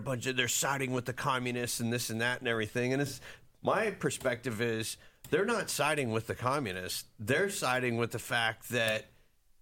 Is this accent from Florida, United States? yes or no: yes; Naples, Florida, United States; moved away; I was from Florida originally, and Naples, Florida